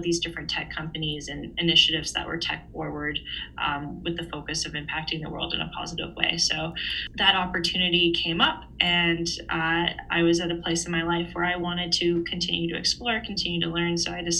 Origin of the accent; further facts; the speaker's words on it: Vancouver, British Columbia, Canada; moved away; also born or lived in Houston, Texas; given they were from my hometown